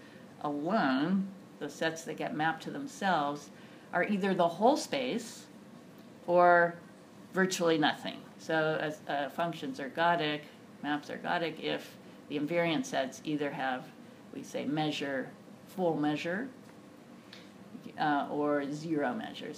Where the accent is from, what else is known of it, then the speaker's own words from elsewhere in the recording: Berkeley, California, United States; also born or lived in Chicago; now in Claremont, United States; I grew up in Berkeley